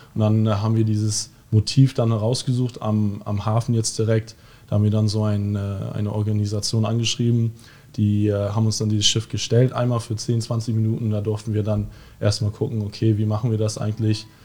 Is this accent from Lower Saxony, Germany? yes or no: yes; Cuxhaven, Lower Saxony, Germany; moved away as an adult; now in Bremerhaven, Germany; Also ich komme originell aus Cuxhaven